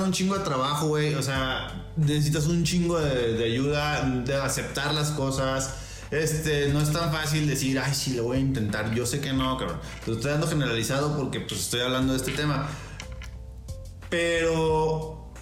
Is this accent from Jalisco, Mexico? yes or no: yes; Guadalajara, Jalisco, Mexico; soy, de Olatos